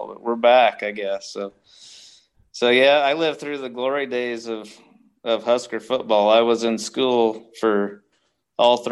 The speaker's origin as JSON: {"language": "English", "town": "Chappell", "region": "Nebraska", "country": "United States", "said": "I'm from Chapel, which is just down I-80 to the west, 2 hours"}